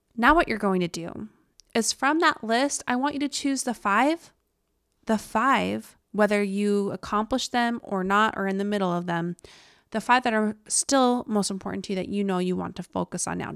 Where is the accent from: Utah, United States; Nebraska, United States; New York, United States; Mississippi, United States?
Utah, United States; accent: Utah; my Utah accent